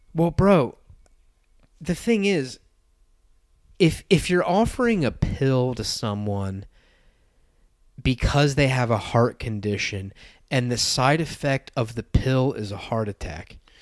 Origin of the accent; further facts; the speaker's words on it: United States; moved away; Wayne and I grew up in America. We are Americans.